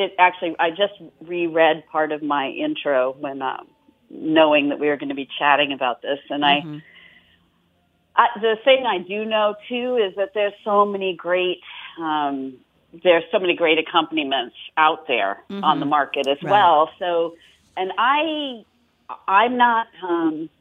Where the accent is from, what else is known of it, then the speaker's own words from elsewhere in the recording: Australia; I'm Australian